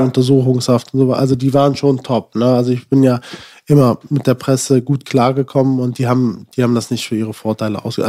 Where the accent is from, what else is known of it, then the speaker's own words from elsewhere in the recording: Germany; ich bin in Deutschland geboren, ich habe einen deutschen Pass